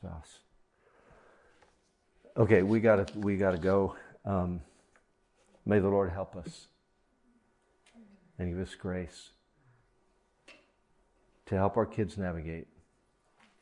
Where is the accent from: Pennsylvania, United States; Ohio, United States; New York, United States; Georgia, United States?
Ohio, United States; I grew up in Ohio